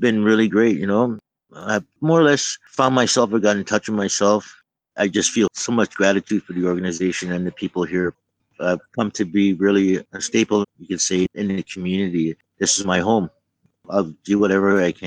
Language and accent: English; Toronto, Ontario, Canada; now in Vancouver, Canada; I'm from Toronto